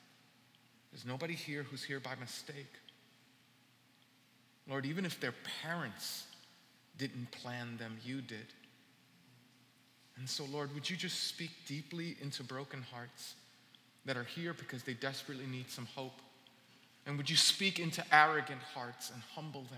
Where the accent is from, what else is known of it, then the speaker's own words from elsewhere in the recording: New York City, New York, United States; I'm from Brooklyn and I grew up in New York